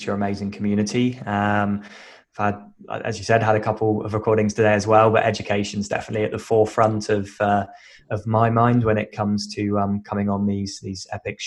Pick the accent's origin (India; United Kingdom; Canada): United Kingdom; moved away as an adult; now in Western Australia, Australia; I'm British, originally moved to Australia about 10 years ago